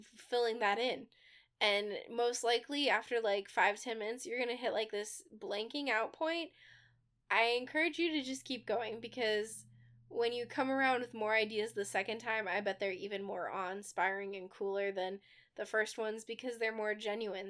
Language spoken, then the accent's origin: English; Midwest, United States; We're from the Midwest